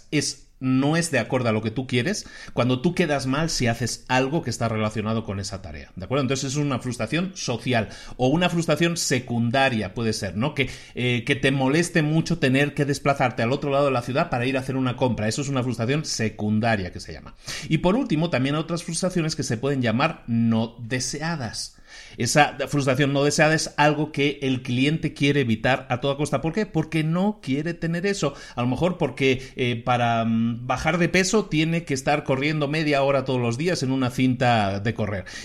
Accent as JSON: {"language": "Spanish", "region": "Galicia", "country": "Spain", "said": "Yo ahora voy lo menos posible a Zara, porque aunque me gusta mucho, aunque es de mi tierra y todo eso"}